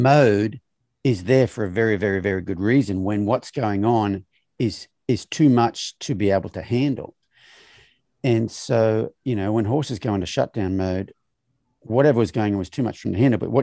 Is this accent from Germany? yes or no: no; Australia; as a male of my generation growing up in Australia